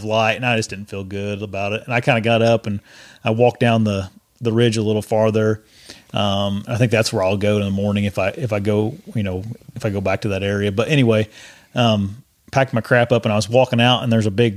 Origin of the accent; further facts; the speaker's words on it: Indiana, United States; I'm from Indiana, so I'm used to all the hills and stuff